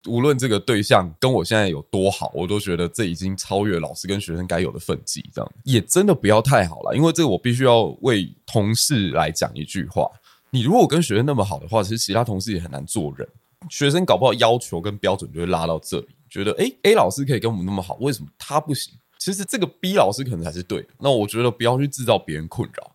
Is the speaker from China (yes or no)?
no; Kaohsiung, Taiwan; moved away as an adult; also born or lived in Taipei; 因为我是高雄人嘛，然后我等于是来台北，只身一人过来这样子